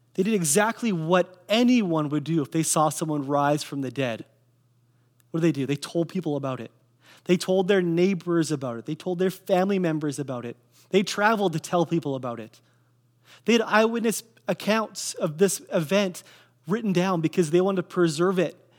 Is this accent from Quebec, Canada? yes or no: no; Kelowna, British Columbia, Canada; I grew up in Kelowna, I grew up on eight sixteen Leon Avenue